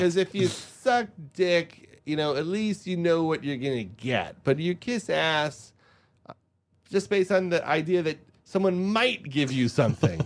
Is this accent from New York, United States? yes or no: yes; Long Island, New York, United States; I was from Long Island